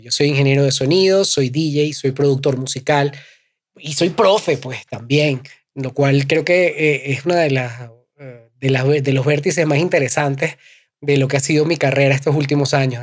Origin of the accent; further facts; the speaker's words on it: Caracas, Capital District, Venezuela; also born or lived in Valencia, Venezuela; Yo soy venezolano, vengo de Caracas. No nací en Caracas, nací en Valencia, una ciudad que está un par de horas de Caracas.